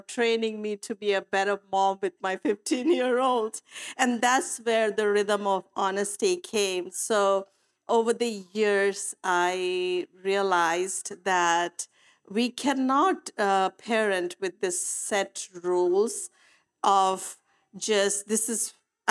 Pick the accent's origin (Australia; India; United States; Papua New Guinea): India; moved away; I come from India, so I brought a lot of cultural beliefs with me as I was parenting